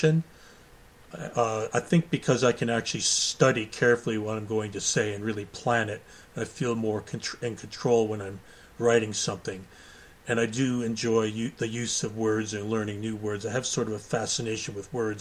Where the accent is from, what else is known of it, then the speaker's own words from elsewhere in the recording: Goderich, Ontario, Canada; moved away as an adult; also born or lived in United Kingdom; I was born in Goderich, Ontario, Canada.